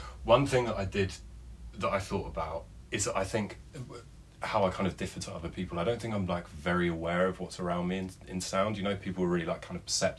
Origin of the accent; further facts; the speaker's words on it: Kent, South East England, United Kingdom; moved away as an adult; now in London, United Kingdom; Based in Old Street, but yeah, I've just been working from home for the last year. I'm originally from Kent, been living in London for about 3 years, been in this flat for about a year and a half.